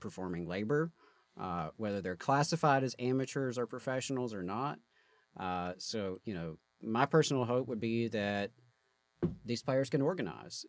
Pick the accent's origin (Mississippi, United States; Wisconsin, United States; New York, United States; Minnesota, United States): Mississippi, United States; my home state